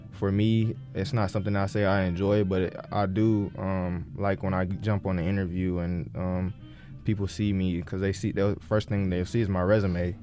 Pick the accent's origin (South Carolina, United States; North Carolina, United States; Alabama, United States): North Carolina, United States; Greenville; we grew up in Greenville, so that's where ECU is